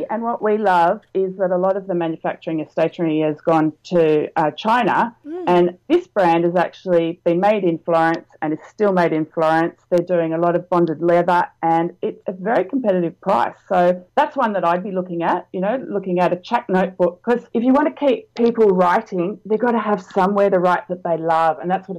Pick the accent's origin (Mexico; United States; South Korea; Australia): Australia; And, you know, we're local, we're Australian, we've prided ourselves on being fast.